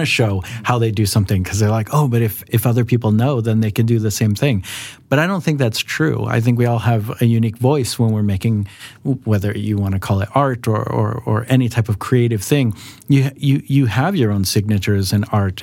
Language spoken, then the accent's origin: English; Los Angeles, California, United States; moved away as an adult; now in Sweden; I'm also American, as Lydia said. Uh, I'm from Los Angeles